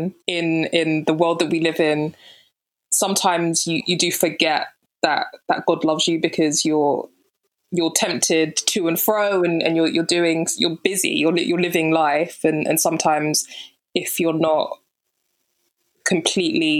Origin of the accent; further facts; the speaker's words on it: London, United Kingdom; Born and raised in London, Southeast London to be specific